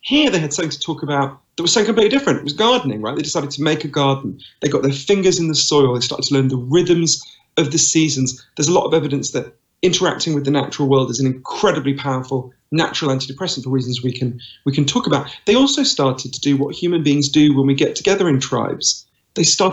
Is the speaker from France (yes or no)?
no; United Kingdom; accent: Downton Abbey voice; also born or lived in East London / United States; here in London, as you can tell from my weird Downton Abbey voice. I'm British